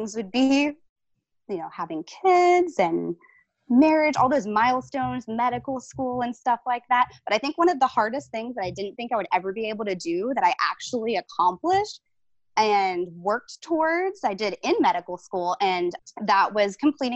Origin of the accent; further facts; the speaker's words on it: Tallahassee, Florida, United States; also born or lived in Tampa, Florida; I was technically born in Tampa, Florida, but I only lived there until I was 8. And since then, I had lived in Tallahassee, Florida, where I live now